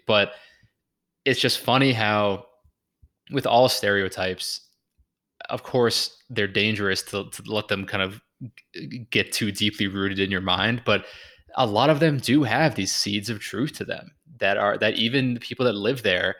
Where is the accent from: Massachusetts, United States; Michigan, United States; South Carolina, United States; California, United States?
Massachusetts, United States; Newburyport; my hometown of Newburyport, Massachusetts